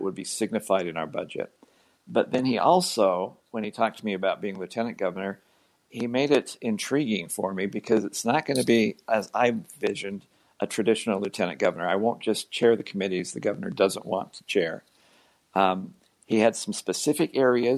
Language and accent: English; Davis County, Utah, United States; now in Brigham City, United States; I was born and raised actually in Davis County and graduated from Davis High